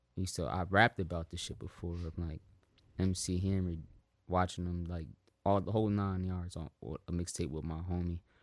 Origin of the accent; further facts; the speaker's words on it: South Africa; I'm South African